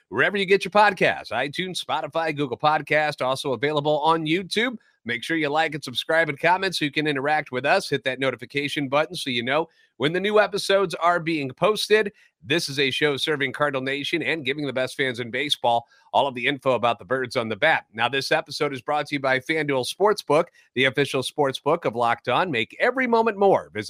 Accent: St. Louis, Missouri, United States; born and raised in the Lou and a lifetime Cardinals fan.

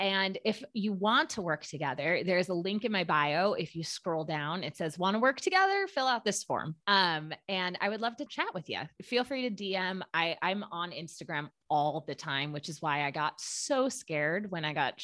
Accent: California, United States; moved away as an adult; now in New York, United States; I grew up in California

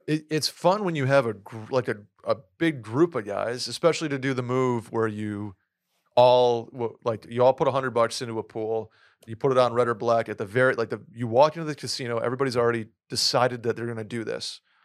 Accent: Saratoga Springs, New York, United States; moved away as an adult; also born or lived in Boston; I moved from my hometown of Saratoga to Boston for school

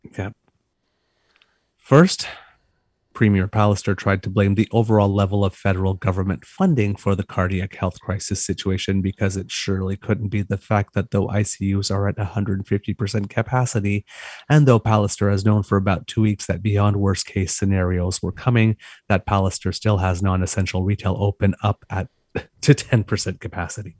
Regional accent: Ontario, Canada; I was raised in Franco-Ontarian culture. I'm a French Canadian boy.

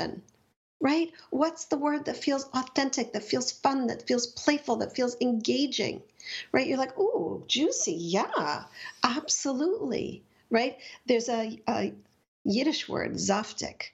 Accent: Montreal, Quebec, Canada; I grew up in Montreal

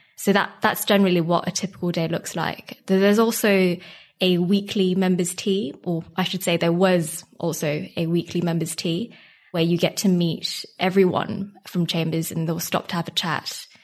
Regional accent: Singapore; moved away as an adult; now in United Kingdom; I'm from Singapore and I came to the U K for university about six years ago now

